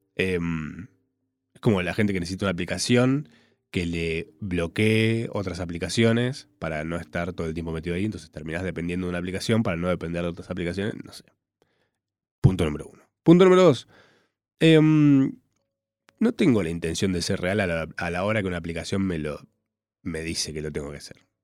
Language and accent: Spanish; Córdoba, Argentina; moved away; yo soy cordobés.